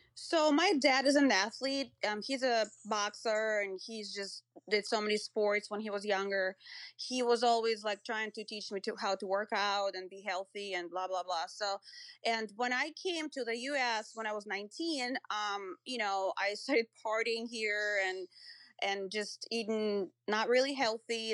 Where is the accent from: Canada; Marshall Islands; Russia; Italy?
Russia; Moscow; moved away as an adult; now in United States; I grew up in Russia, in Moscow, um, and I came to the U S, um, when I was nineteen